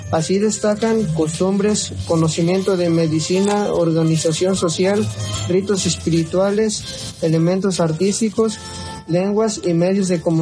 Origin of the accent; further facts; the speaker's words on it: Mexico; nuestro México